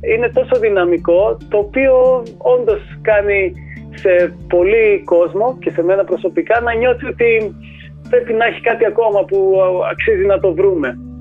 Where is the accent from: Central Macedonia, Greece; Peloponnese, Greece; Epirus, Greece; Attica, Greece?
Central Macedonia, Greece; Thessaloniki; γεννήθηκα και μεγάλο στη Θεσσαλονίκη